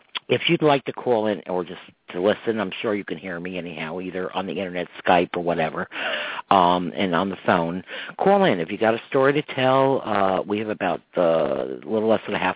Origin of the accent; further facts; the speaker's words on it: Croton-on-Hudson, New York, United States; people that I grew up with in Croton